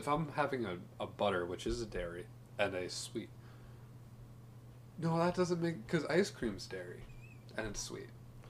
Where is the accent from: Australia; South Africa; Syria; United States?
United States; Wisconsin; We're from Wisconsin.